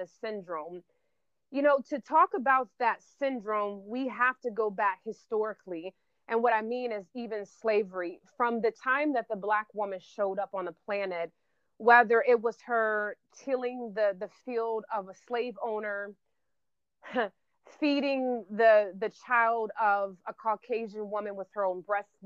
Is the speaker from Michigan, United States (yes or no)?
no; Florida, United States; I'm from Florida